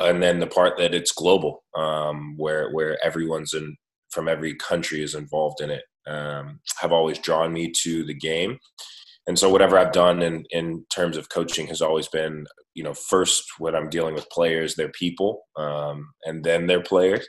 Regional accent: Stockton, California, United States; also born or lived in Germany; I grew up just out in the Central Valley here in California in Stockton

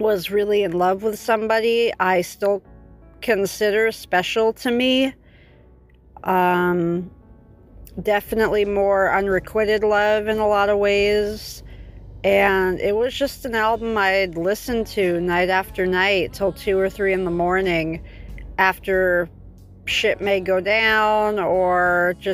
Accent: Los Angeles, California, United States; I'm from Los Angeles

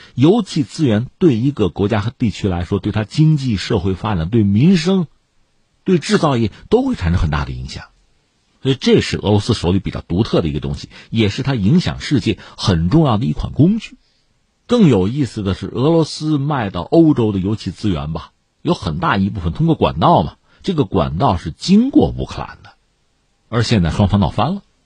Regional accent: China; 我们中国人

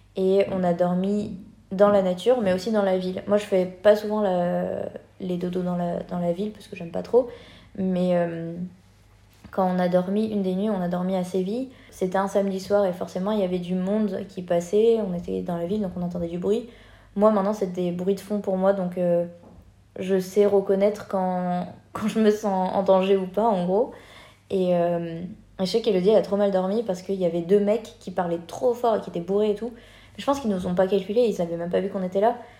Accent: France; moved away; en tant que Français

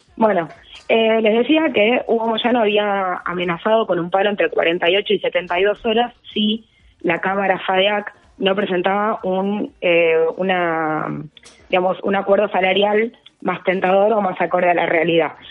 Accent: Mar del Plata, Buenos Aires Province, Argentina; Acá en mi ciudad natal, que es Mar del Plata

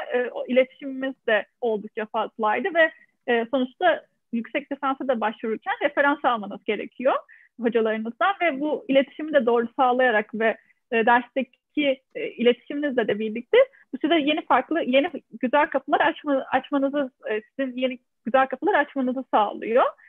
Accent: Adana, Turkey; moved away as an adult; also born or lived in Ankara; now in France; ben e, Adana doğumluyum. E, üniversiteye kadar olan eğitimimi de Adana'da tamamladım.

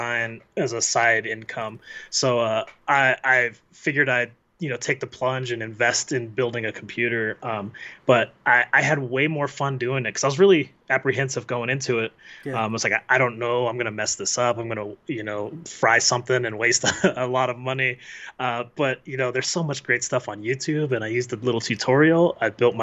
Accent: Colorado, United States; We grew up in Colorado together

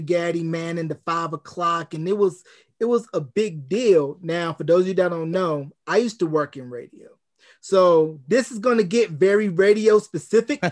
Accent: North Carolina, United States; my hometown of, uh, Gadsden, North Carolina

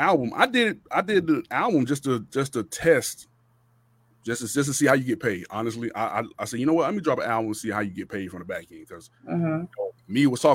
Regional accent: Miami, Florida, United States; also born or lived in Rock Hill, South Carolina / Charlotte, North Carolina; now in Atlanta, United States; I'm from Miami, Florida originally, but I live out here in Atlanta

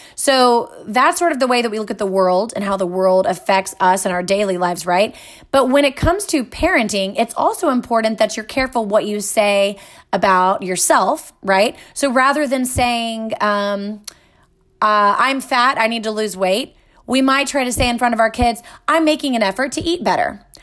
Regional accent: Texas, United States; I grew up here in Texas, right, in America.

